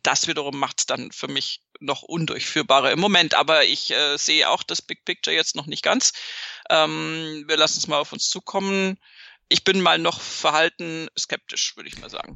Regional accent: Bavaria, Germany

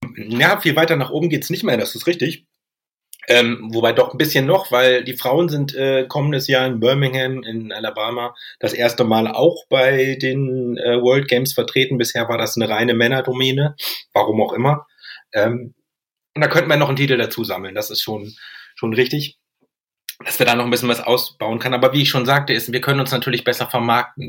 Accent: Lüneburg, Lower Saxony, Germany; ich komme jetzt ja aus Lüneburg, eine Volleyball-Bundesliga-Stadt

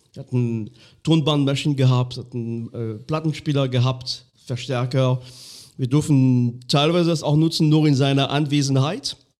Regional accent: Lorraine, Grand Est, France; German is a second language; moved away; in dem ganz kleinen Minidorf, wo ich aufgewachsen bin. Ähm, irgendwo in Lothringen

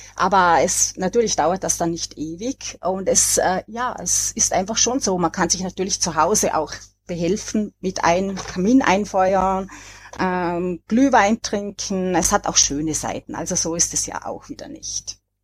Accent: Vorarlberg, Austria; als äh, Vorarlbergerin

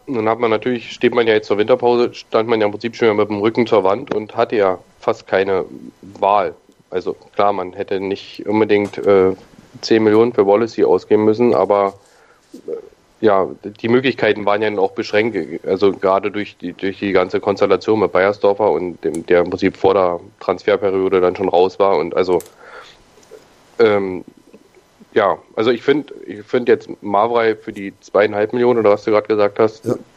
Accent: Berlin, Germany; ich komme ja aus Berlin

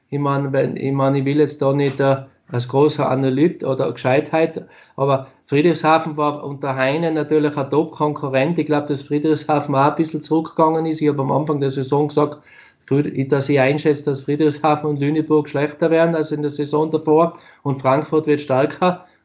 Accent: Austria; now in Germany; ich meine, nochmal, ich bin ein Österreicher, der es geschafft hat, in Deutschland zu spielen.

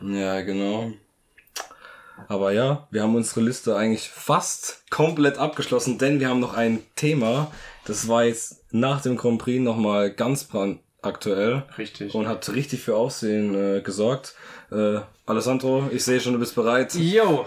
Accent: Germany; als Deutscher

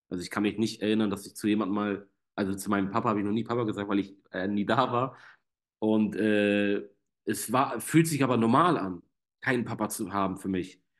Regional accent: Germany; trotzdem bin ich in Deutschland aufgewachsen, ja, also komplett Armut haben wir hier nicht gehabt.

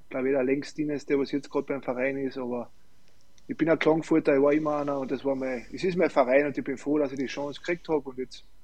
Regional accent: Klagenfurt, Carinthia, Austria; ich will in Klagenfurt sowieso in meiner Heimat bleiben

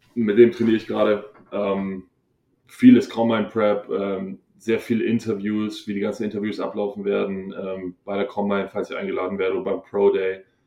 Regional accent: Hohenbrunn, Bavaria, Germany; moved away; ich bin aus Hohenbrunn

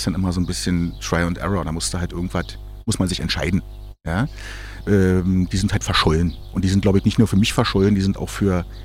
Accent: Germany; als Kind in der DDR

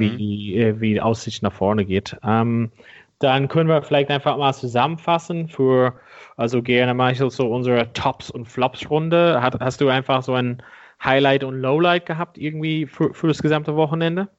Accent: Ireland; moved away; mein Heimatland Irland

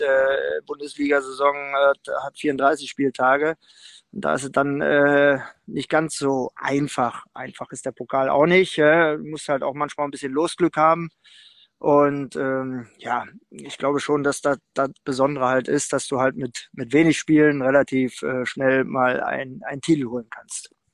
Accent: Berlin, Germany; moved away; in meiner Heimatstadt Berlin

